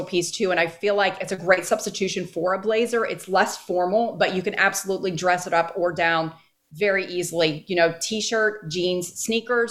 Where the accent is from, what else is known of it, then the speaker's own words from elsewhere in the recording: Northeast, United States; moved away; I grew up in the Northeast